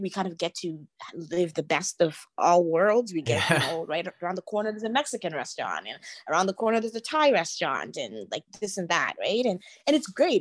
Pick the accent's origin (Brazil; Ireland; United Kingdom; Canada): Canada; being myself Canadian and growing up in Canada. And in many ways, I see myself, I guess, as Canadian first, just having been born and raised here